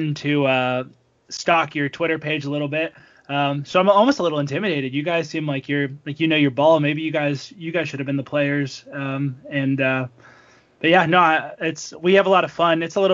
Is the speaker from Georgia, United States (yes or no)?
no; Illinois, United States; my home state team